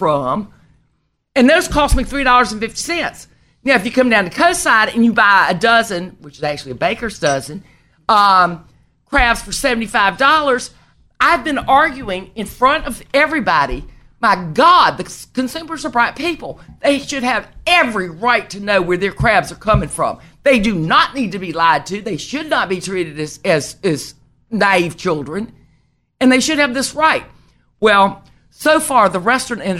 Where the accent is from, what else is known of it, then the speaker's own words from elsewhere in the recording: the South, United States; now in Maryland, United States; as a Southerner